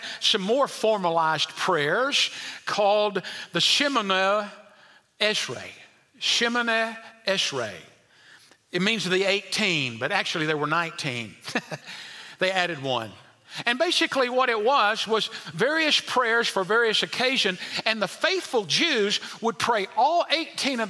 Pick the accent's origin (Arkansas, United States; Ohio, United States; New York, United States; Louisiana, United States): Arkansas, United States; El Dorado; as a kid, there was a certain man growing up in El Dorado, Arkansas, at Westside Baptist Church